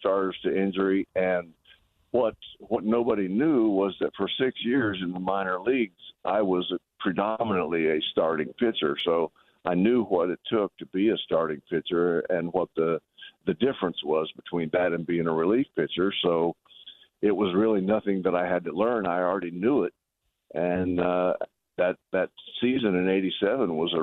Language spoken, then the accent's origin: English; Abilene, Kansas, United States; also born or lived in Guthrie, Oklahoma; Growing up in Abilene, Kansas, and then before that, Guthrie, Oklahoma, I'd grown up in small towns.